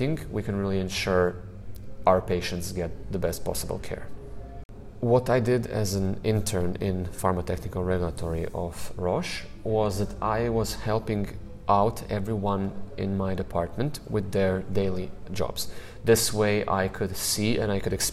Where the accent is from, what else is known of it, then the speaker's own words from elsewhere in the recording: Zagreb, City of Zagreb, Croatia; also born or lived in Basel, Switzerland; get back home to Zagreb, to my hometown